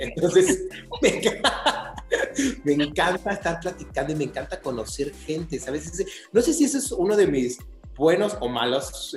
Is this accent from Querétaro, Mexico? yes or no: yes; Querétaro, Mexico; Yo soy de Querétaro y vivo en Querétaro